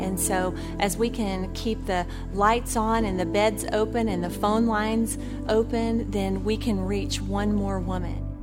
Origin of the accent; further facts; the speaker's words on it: Texas, United States; now in Jacksonville, United States; Texas is my home state